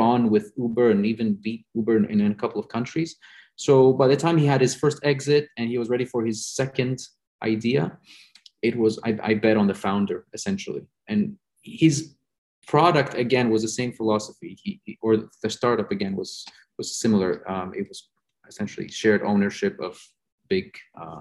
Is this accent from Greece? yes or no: yes; Greece; moved away; I come from Greece